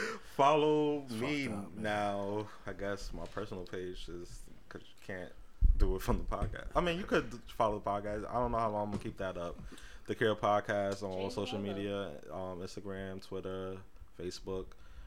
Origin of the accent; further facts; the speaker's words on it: Queens, New York, United States; We come from Queens.